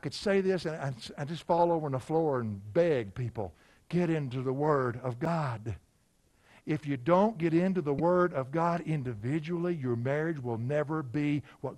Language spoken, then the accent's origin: English; Virginia, United States; moved away as an adult; I'm from Virginia, and they have dogwoods lining the streets, pink and white dogwoods